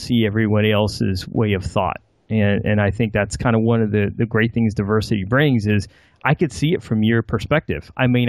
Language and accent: English; United States; I think I'm pretty American, Caucasian American upbringing, but I still don't look Caucasian American.